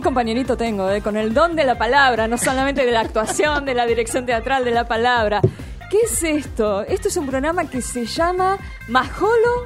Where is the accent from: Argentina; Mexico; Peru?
Argentina; fuera de Argentina que en nuestro país